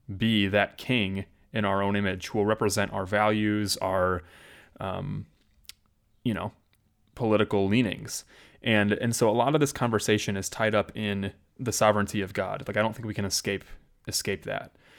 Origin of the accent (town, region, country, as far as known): United States